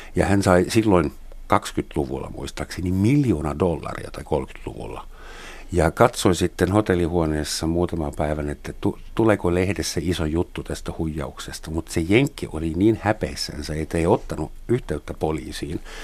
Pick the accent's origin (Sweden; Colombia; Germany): Germany; mä saksalaisena